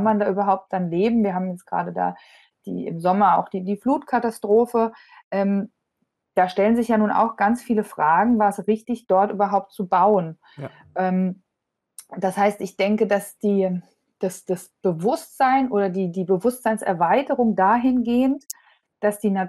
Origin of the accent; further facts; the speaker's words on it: Hesse, Germany; Ich bin selber, selber Hessin hier und im, Vor im Vordertown ist groß geworden.